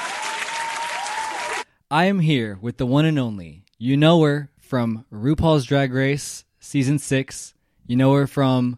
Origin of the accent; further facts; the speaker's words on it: Wheaton, Illinois, United States; moved away; I'm from Wheaton